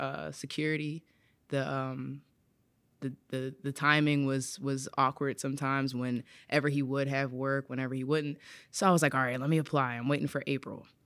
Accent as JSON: {"language": "English", "town": "Philadelphia", "region": "Pennsylvania", "country": "United States", "said": "I'm from West Philadelphia"}